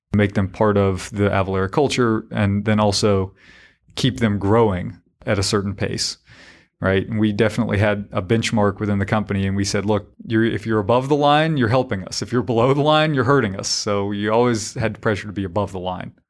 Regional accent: Harnett County, North Carolina, United States; I was this yokel from Harnett County

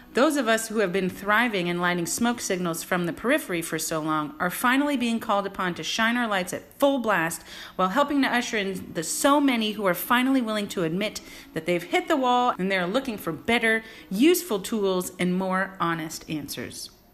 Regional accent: San Francisco, California, United States; moved away as an adult; also born or lived in New York City / Los Angeles; Born and raised in San Francisco during the golden era of the 80s and 90s

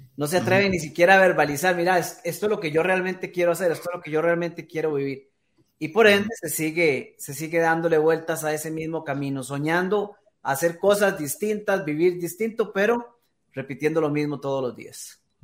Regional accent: Costa Rica; acá en mi país, en Costa Rica

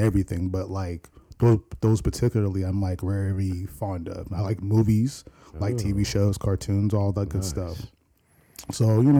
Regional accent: Nigeria; You know, I work with my buddy Andrew here, and of course, I'm Nigerian.

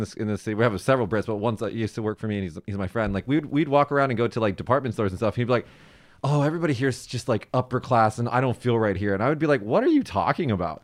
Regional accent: Las Vegas, Nevada, United States; moved away as an adult; now in Japan; I'm from Vegas in America

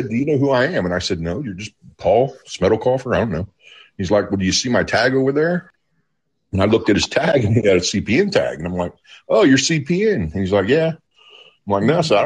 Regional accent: Okmulgee, Oklahoma, United States; moved away as an adult; also born or lived in Pennsylvania; I was raised down around Okmulgee, and I left Oklahoma

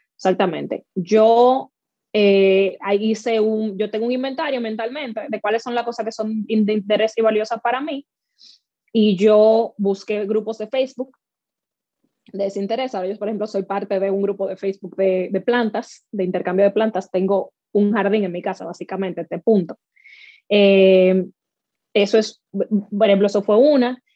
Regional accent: Dominican Republic; now in North Carolina, United States; Yo me crié en República Dominicana

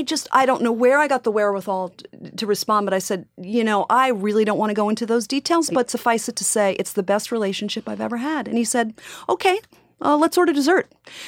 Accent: Long Island, New York, United States

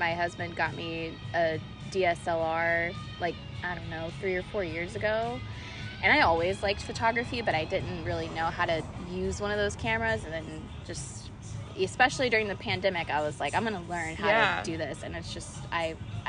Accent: Orlando, Florida, United States; I grew up here in Orlando, and I've lived here my entire life

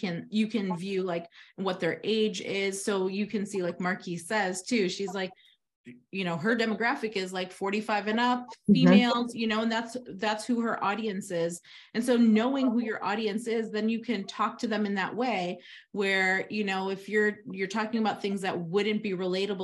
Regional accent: Lincolnwood, Illinois, United States; Lincolnwood, where's that? Well, that's where I grew up. It's in Illinois

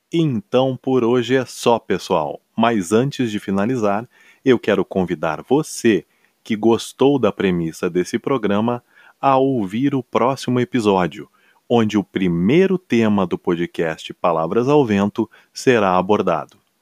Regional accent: Porto Alegre, Rio Grande do Sul, Brazil; eu sou gaúcho, natural de Porto Alegre

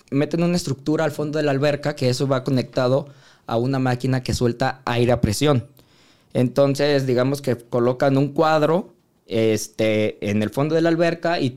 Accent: Guadalajara, Jalisco, Mexico; fue los Juegos Panamericanos del 2011 en Guadalajara, de donde yo soy, en mi casa.

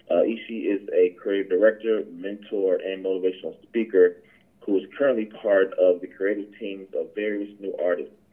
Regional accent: Atlanta, Georgia, United States; me being from you know being from Atlanta and uh, growing up on Atlanta hip hop.

